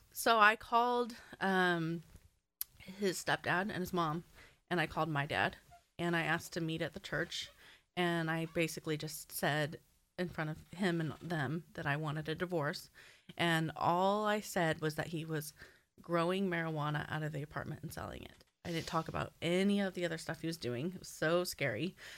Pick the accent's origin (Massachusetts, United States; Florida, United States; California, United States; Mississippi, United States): California, United States; Southern; I grew up in Southern California